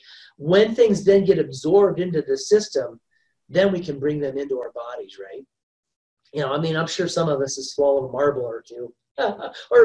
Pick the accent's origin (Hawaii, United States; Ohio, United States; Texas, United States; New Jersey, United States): Ohio, United States; I grew up in Ohio and it was like tick central.